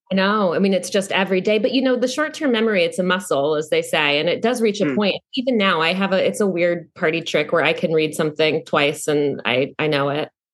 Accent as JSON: {"language": "English", "region": "North Carolina", "country": "United States", "tie": "born or raised there", "also_born_or_lived": "New York", "moved": "yes", "said": "I came from North Carolina"}